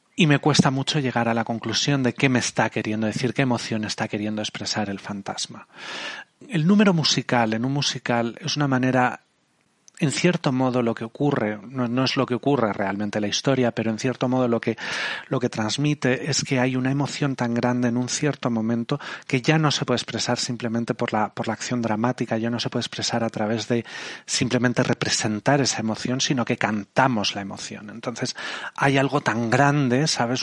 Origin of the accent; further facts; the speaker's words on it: Spain; de España